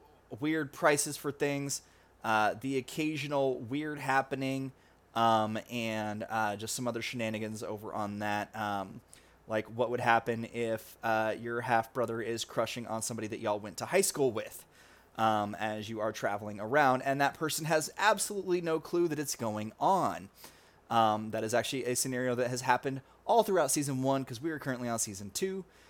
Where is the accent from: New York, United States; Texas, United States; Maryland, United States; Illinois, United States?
Texas, United States; I'm from Texas